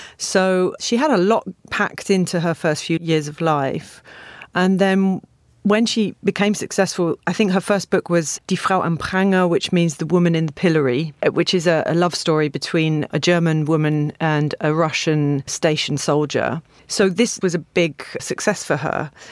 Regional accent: Stevenage, East of England, United Kingdom; I grew up in Stevenage, which is a new town about twenty minutes from here up the A one.

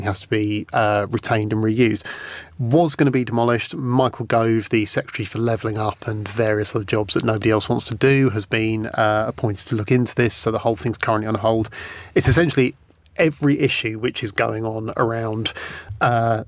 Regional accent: London, United Kingdom; I grew up in London as a teenager.

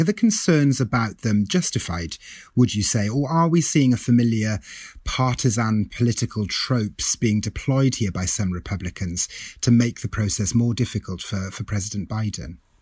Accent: Wales, United Kingdom; as a fellow Welsh person

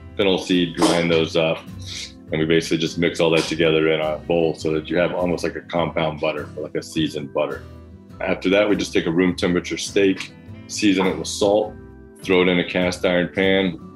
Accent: the South, United States; now in Brooklyn, United States; I grew up in the South learned to love the grill

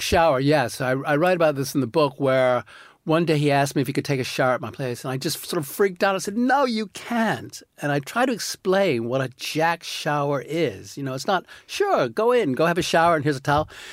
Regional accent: United States; moved away; I'm an American

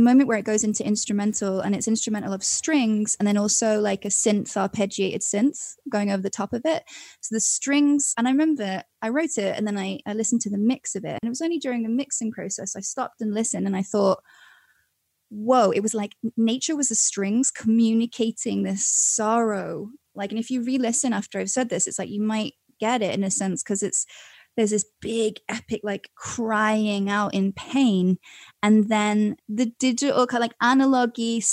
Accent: Wales, United Kingdom; moved away as an adult; now in London, United Kingdom; I come from Wales and we've got these big mountains and like epic scenery

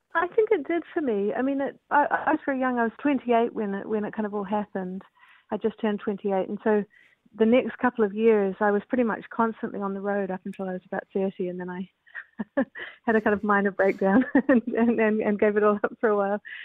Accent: New Zealand; also born or lived in Canada; I'm a New Zealander. I, I was born in Canada

